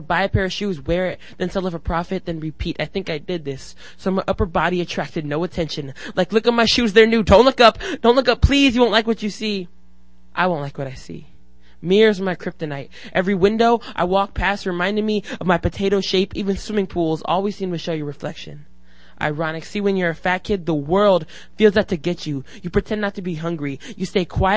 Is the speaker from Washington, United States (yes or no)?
yes; Seattle, Washington, United States; I'm from Seattle.